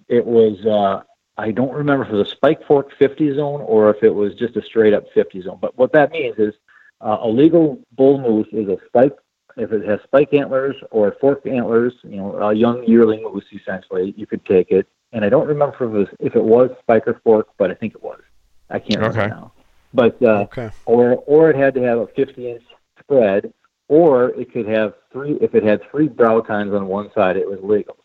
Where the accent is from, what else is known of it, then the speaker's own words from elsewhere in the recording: Midwest, United States; I grew up hunting whitetails in the Midwest